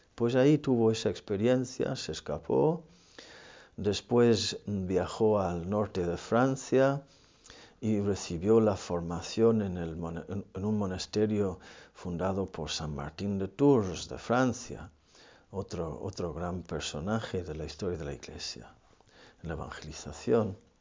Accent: Ireland; moved away; en mi país

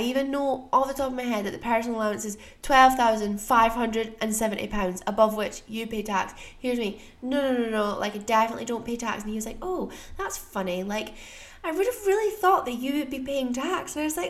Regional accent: United States; born there; I was born in the States, so I have some tax responsibilities in the US

